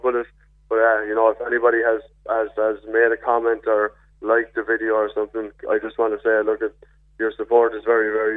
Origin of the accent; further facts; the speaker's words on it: Enniscorthy, Leinster, Ireland; moved away as an adult; also born or lived in Cork; now in Castlemartyr, Ireland; I'm from Enniscorthy in County Wexford under the beautiful Vinegar Hill. That's where I was raised